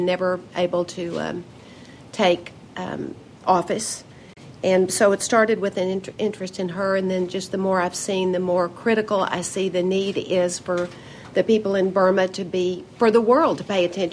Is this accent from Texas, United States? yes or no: yes; Midland, Texas, United States; moved away as an adult; now in Washington, United States; I grew up in Texas